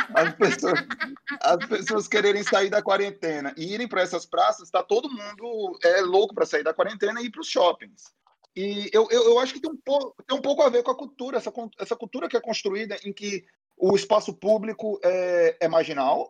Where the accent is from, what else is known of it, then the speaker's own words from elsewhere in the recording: Aracaju, Sergipe, Brazil; moved away as an adult; now in Rio de Janeiro, Brazil; eu moro no Rio, né, já tem, acho que doze anos, sei lá, mas, é, fui criado em Aracaju